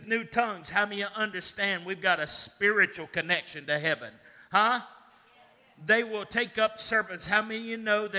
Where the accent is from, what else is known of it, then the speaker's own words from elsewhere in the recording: Russell County, Virginia, United States; I was born earthly in the United States of America in Russell County, Virginia